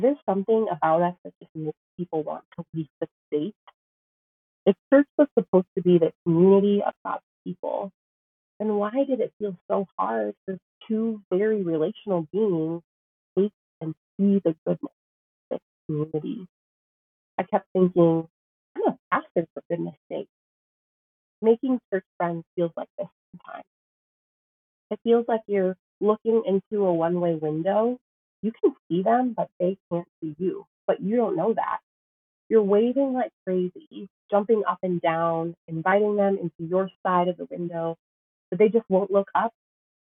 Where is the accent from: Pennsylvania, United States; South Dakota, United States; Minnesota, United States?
South Dakota, United States; Sioux Falls; I started a job as a pastor in my hometown